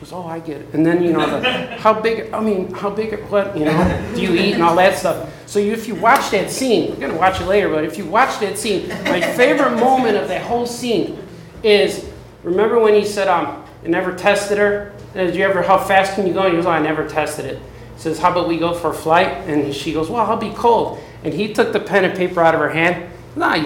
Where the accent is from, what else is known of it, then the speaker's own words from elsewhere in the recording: Chicago, Illinois, United States; I grew up in the South Side of Chicago